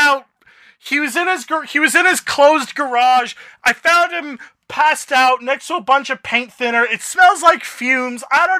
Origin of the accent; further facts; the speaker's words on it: Canada; now in Florida, United States; I'm Canadian